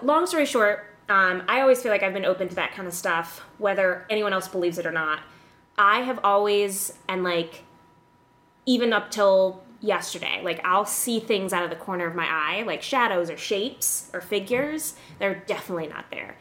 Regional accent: Illinois, United States; moved away; also born or lived in West Hollywood; I grew up in Illinois

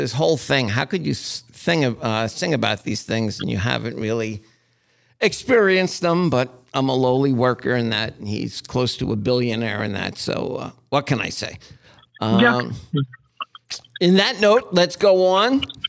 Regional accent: Asbury Park, New Jersey, United States; I'm from Asbury Park

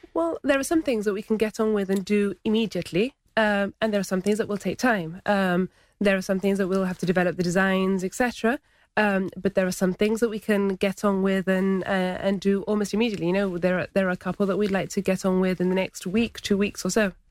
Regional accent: Gibraltar; also born or lived in Laguna (Gibraltar); as soon as Montague Gardens was built, my parents moved into Montague Gardens

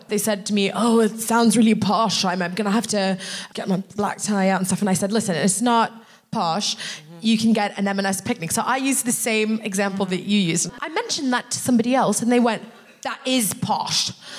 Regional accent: United States; I'm American.

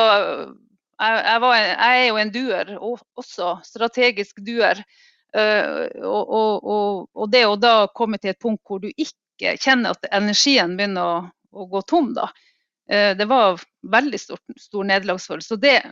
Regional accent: Finnmark, Norway; also born or lived in Alta; jeg kommer fra en klassisk arbeiderklassefamilie da, eh, i Finnmark

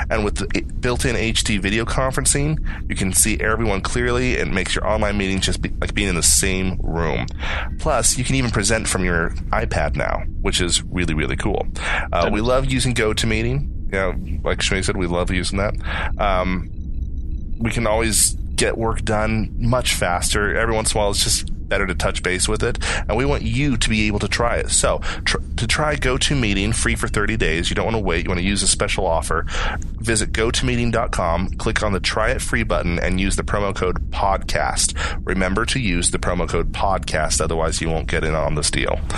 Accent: Texas, United States; Um, uh, I'm from Texas.

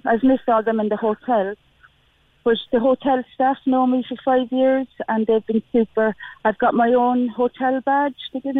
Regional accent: Cork, Munster, Ireland; moved away; I was the only Corkonian in the pub

